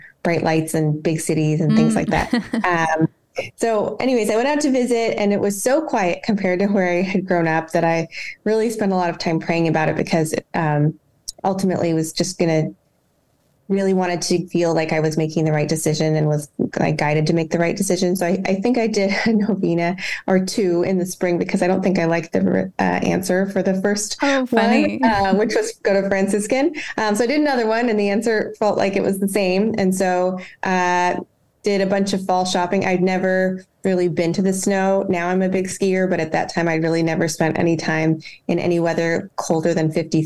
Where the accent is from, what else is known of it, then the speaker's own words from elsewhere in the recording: Costa Mesa, California, United States; also born or lived in Steubenville, Ohio; I'm from Orange County, California, born and raised. I live in Newport Beach now, but it's just about half a mile from where I grew up in Costa Mesa.